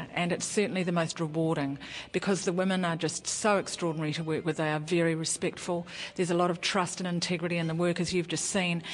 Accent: Whanganui, Manawatū-Whanganui, New Zealand; moved away as an adult; also born or lived in Wellington, New Zealand / Auckland, New Zealand / Australia; I was born in Wellington and grew up in Whanganui in Auckland

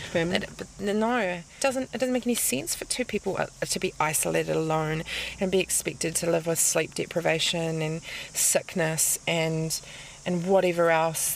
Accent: Auckland, New Zealand; I grew up in Auckland

